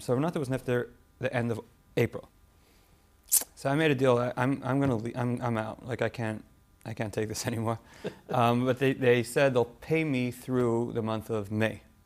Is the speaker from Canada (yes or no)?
yes; Toronto, Ontario, Canada; moved away as an adult; also born or lived in Cincinnati; I grew up in Toronto um, lived there until I got married